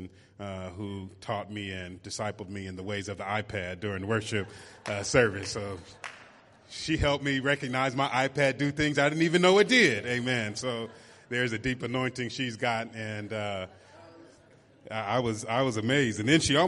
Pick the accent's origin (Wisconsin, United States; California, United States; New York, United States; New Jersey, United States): California, United States; San Francisco; moved away as an adult; now in Oakland, United States; I live in Oakland, but I'm originally from San Francisco